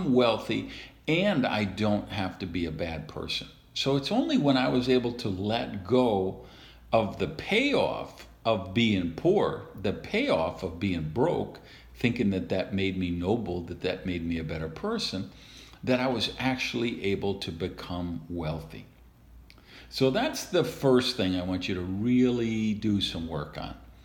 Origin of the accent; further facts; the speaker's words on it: Madison, Wisconsin, United States; I was raised in Madison, Wisconsin